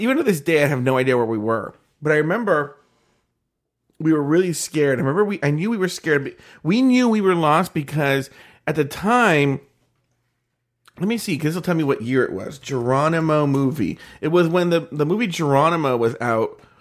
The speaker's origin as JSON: {"language": "English", "area": "Orange County", "region": "California", "country": "United States", "said": "we're from Orange County"}